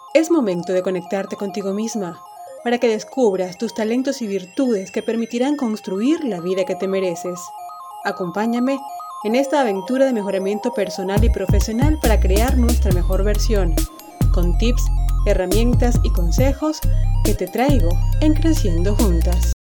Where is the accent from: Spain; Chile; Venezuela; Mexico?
Venezuela; como decimos en Venezuela